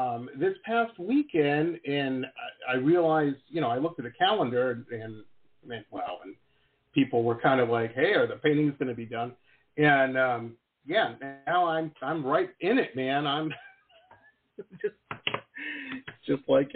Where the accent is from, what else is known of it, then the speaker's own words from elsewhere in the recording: Detroit, Michigan, United States; I grew up in the 80s in Detroit